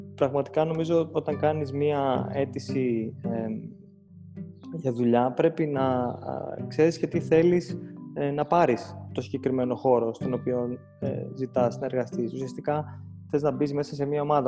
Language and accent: Greek; Athens, Attica, Greece; moved away as an adult; also born or lived in Thessaloniki / United States; μεγάλωσα στην Αθήνα ε, μέχρι να πάω και στο πανεπιστήμιο